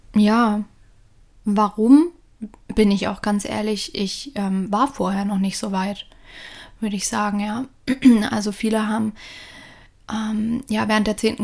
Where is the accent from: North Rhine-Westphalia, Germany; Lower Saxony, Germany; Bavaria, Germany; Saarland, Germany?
Bavaria, Germany; Lower Franconia, northern; moved away as an adult; now in Australia; ich bin mit meinen Eltern, meiner älteren Schwester, viereinhalb Jahre ältere Schwester, ähm, im Norden von Bayern, im schönen Unterfranken aufgewachsen